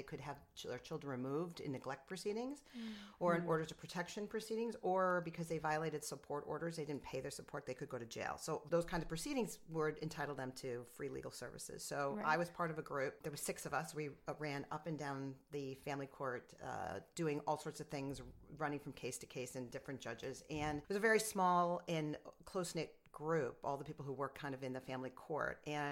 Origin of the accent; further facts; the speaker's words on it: Rochester, New York, United States; also born or lived in Wellesley, Massachusetts / Buffalo, New York / Nassau County, New York; I'm from upstate. I'm from Rochester